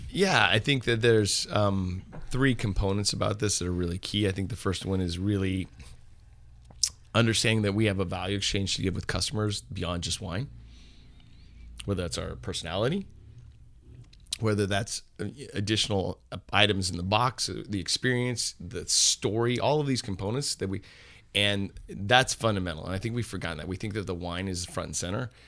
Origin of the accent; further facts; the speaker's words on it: Napa, California, United States; I grew up here in Napa, but I, um, I wasn't from a wine family